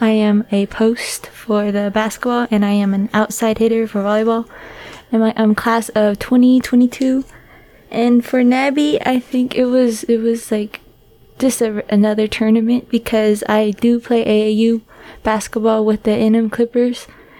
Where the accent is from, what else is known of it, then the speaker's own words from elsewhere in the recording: New Mexico, United States; we are all from New Mexico, and we played with each other